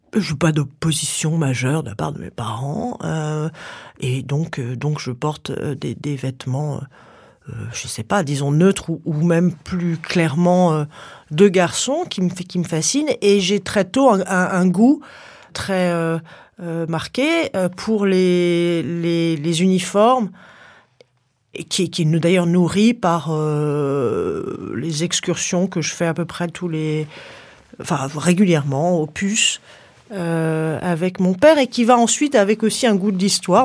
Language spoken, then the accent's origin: French; Paris, Île-de-France, France; j'habite à Paris, je suis née à Paris